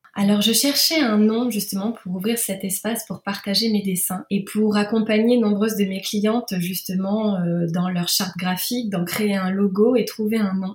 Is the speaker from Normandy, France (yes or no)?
yes; Normandy, France; also born or lived in Rouen; je suis normande, j'habite à Rouen